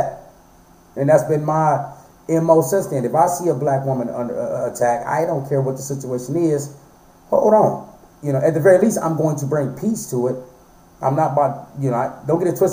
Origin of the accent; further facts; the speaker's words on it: Flint, Michigan, United States; moved away as an adult; I'm from Flint, Michigan. You know, I moved here 5 years ago